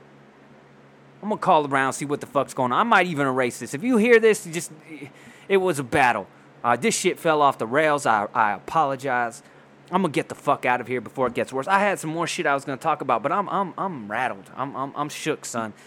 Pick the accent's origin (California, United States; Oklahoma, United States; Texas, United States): California, United States; Poway; now in Rancho Bernardo, United States; I'm from Poway. They had our rival in high school was called Rancho Bernardo